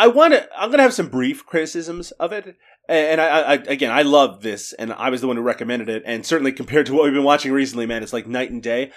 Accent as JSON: {"language": "English", "country": "Canada", "said": "I'm Canadian"}